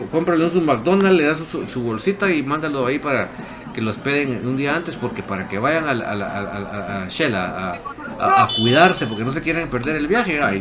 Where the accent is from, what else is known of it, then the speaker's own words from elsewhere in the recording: Quetzaltenango, Guatemala; born there; Nací en Chela pero toda mi vida he sido algo.